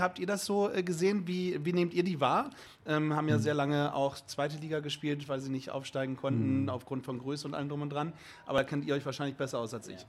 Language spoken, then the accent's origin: German; Bremerhaven, Bremen, Germany; ich bin ja gebürtiger Bremerhaven